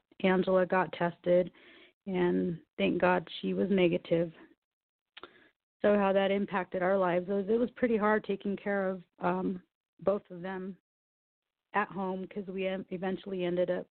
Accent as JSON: {"language": "English", "region": "New Mexico", "country": "United States", "tie": "born or raised there", "moved": "as an adult", "said": "I was born and raised in New Mexico"}